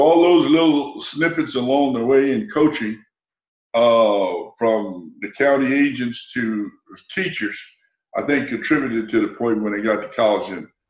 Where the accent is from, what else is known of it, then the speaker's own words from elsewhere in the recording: Louisiana, United States; It was hot. I can remember that. It was hot, and we grew up in a typical old wood frame house without air conditioning.